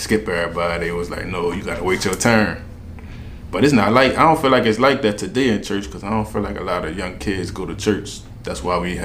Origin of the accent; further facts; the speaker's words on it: Marrero, Louisiana, United States; accent: New Orleans; From the West Bank, West Side, Marrero, Harvey. That's where I grew up at.